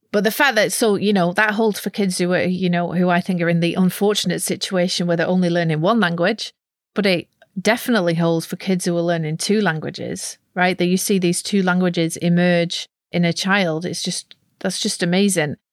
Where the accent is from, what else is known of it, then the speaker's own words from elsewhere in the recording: near Preston, North West England, United Kingdom; accent: Lancashire; moved away as an adult; now in Netherlands; I grew up in a very monolingual part of England, or at least it was then, in the northwest of England, near Preston